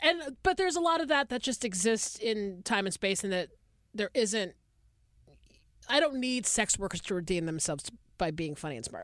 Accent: Atlanta, Georgia, United States; moved away as an adult; now in Los Angeles, United States; I grew up in the Deep South

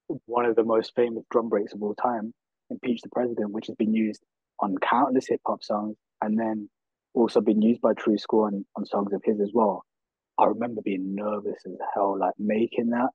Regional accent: Birmingham, West Midlands, United Kingdom; I grew up in Handsworth

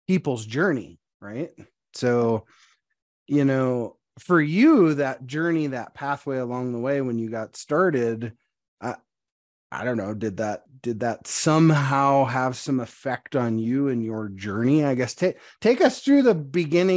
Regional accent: Montana, United States; I'm a farm kid. I grew up in Montana.

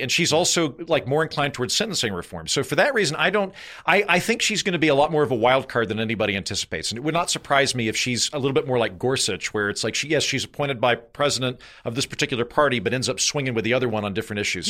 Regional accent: United States; I'm from America

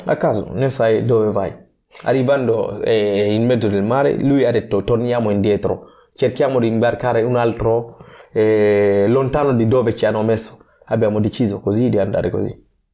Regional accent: Guinea; Italian is a second language; also born or lived in Gambia / Libya; now in Genoa, Italy; ho deciso di lasciare il mio paese con i miei genitori dove sono nato in Guinea Conakry, sono andato uh, dalla nonna uh, in Gambia

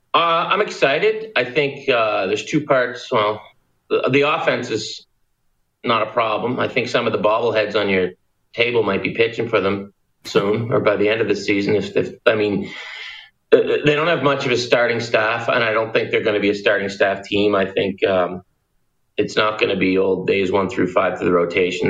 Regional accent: Pictou, Nova Scotia, Canada; Will a guy from Pictou, where I'm from, drive to Moncton?

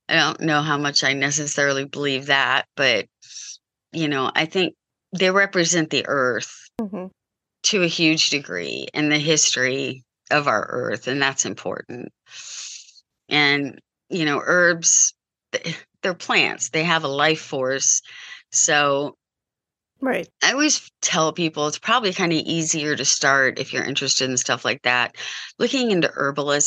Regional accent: Columbus, Ohio, United States; I grew up outside Columbus in Columbus, Ohio.

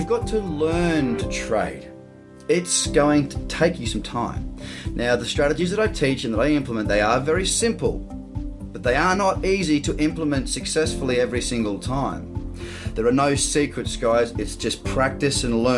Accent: Australia; As an Australian

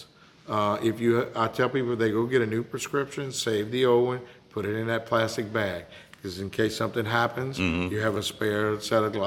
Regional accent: Morgan City, Louisiana, United States; I'm originally from Morgan City

